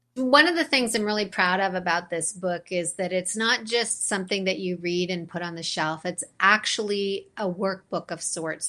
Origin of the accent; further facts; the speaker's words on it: London, Ontario, Canada; I, I grew up actually in London, Ontario